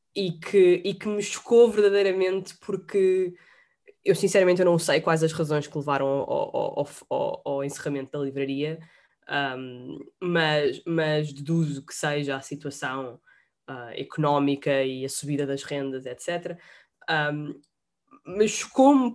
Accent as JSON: {"language": "Portuguese", "region": "Lisbon", "country": "Portugal", "said": "eu sou de Lisboa e tenho e gosto muito de Lisboa"}